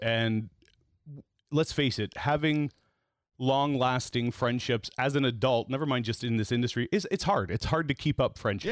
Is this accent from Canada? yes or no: yes; Toronto, Ontario, Canada; I grew up in East Toronto